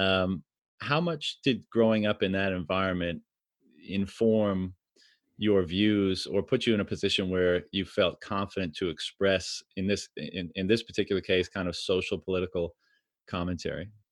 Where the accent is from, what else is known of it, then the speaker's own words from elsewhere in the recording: Canada; I'm from Canada